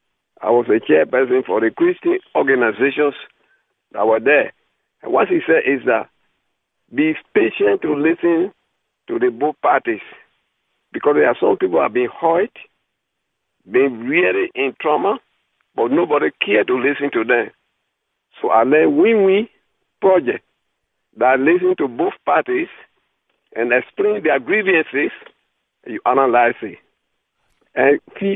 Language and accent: English; Liberia; also born or lived in Guinea / Ivory Coast; now in Perth, Australia; I came from Liberia and I went to Guinea, from Ivory Coast to Guinea, and I was in Kutaya camp where they had Madina, Perikoro, and Kutaya.